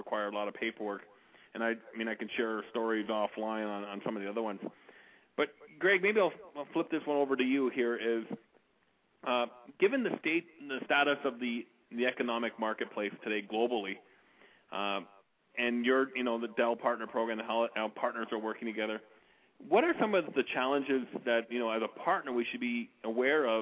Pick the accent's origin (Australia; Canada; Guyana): Canada; being Canadian